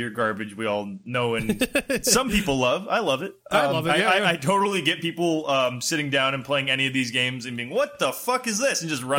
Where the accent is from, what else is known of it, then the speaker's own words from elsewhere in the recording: United States; I'm from America.